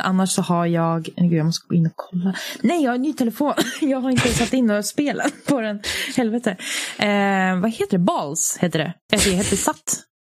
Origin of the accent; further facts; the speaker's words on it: Sweden; vi är ju svenskar